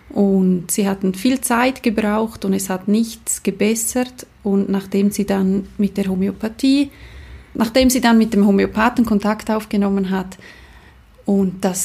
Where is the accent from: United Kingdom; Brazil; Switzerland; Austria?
Switzerland; Chur, Graubünden; Ich bin aus Chur, bin Dula, ähm, Geburtsbegleiterin und Mama von drei Kindern.